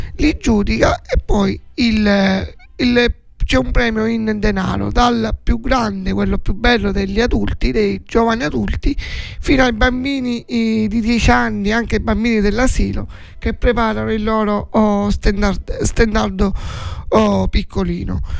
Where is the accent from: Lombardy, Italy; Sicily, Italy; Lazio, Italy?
Sicily, Italy; Forza d'Agrò; nel mio paesino